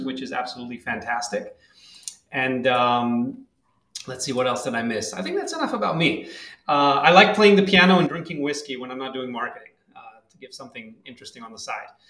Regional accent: Tel Aviv, Tel Aviv District, Israel; moved away as an adult; now in San Francisco Bay Area, United States; I'm originally from Tel Aviv, Israel. Uh, I lived there until three years ago, and then uh, moved here to the San Francisco Bay Area

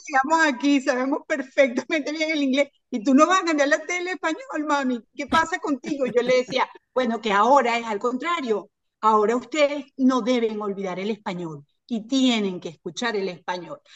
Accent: Caracas, Capital District, Venezuela; moved away as an adult; now in Miami, United States; soy de, Venezuela, de Caracas. Nací en las montañas, me crié en las montañas, en el Junquito

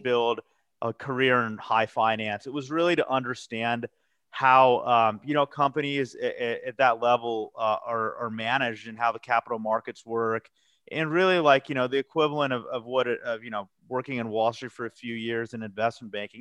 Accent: Colorado Springs, Colorado, United States; moved away as an adult; also born or lived in Philadelphia / New York; now in Denver, United States; I'm a Colorado native. I was actually born and raised in Colorado Springs. Uh, you know, lived there and grew up there till I was 18.

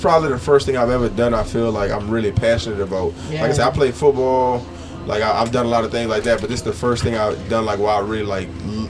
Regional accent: Louisiana, United States; also born or lived in Tacoma, Washington; now in Houston, United States; I just recently moved to Houston, like literally about like a week ago. So, you know, like I said, I'm from Louisiana. I got family out here in Houston, so I'm like familiar with the area. But I just recently moved like back to the South. I was living in Washington State.

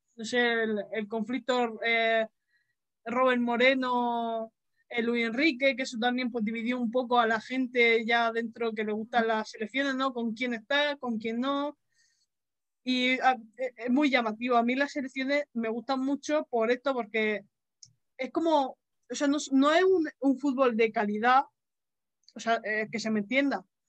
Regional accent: Region of Murcia, Spain

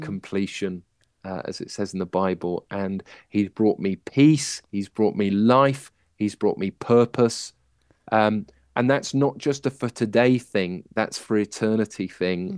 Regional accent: Manchester, North West England, United Kingdom; I was born in Manchester

